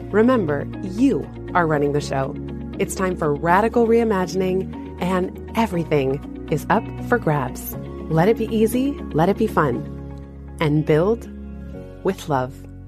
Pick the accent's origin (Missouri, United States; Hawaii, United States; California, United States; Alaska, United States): California, United States; San Francisco; my hometown, blocks away from the first apartment we lived in after I was born